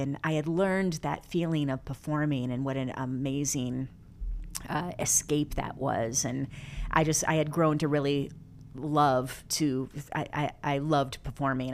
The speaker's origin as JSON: {"language": "English", "town": "Flint", "region": "Michigan", "country": "United States", "tie": "born or raised there", "also_born_or_lived": "Florida", "moved": "yes", "lives_now": "Los Angeles, United States", "said": "born and raised in Flint, Michigan"}